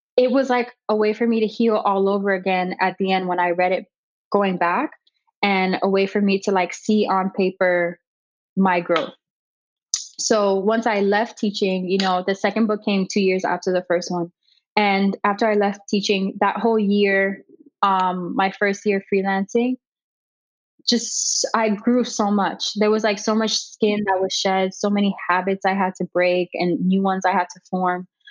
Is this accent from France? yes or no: no; Miami, Florida, United States; born and raised in Miami. I've lived here my whole life